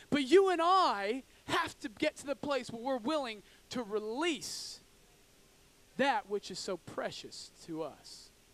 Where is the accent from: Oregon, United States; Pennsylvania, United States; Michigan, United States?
Oregon, United States; I grew up in Oregon, in, in the backwoods of Oregon